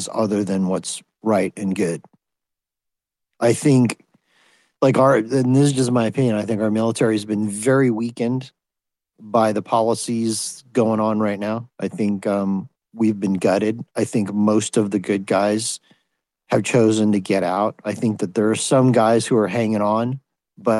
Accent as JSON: {"language": "English", "country": "United States", "said": "I'm American"}